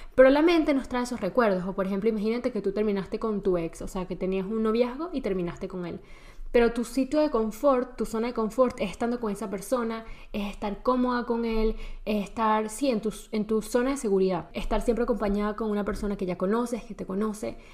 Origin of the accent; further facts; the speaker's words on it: Venezuela; moved away as an adult; also born or lived in Spain; crecí y nací en Venezuela, toda mi vida viví en Venezuela, hasta los 19 años